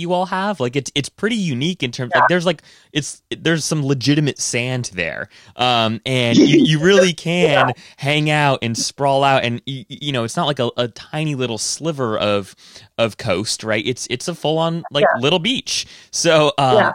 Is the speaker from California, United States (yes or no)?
no; Washington, District of Columbia, United States; we're from Washington D.C.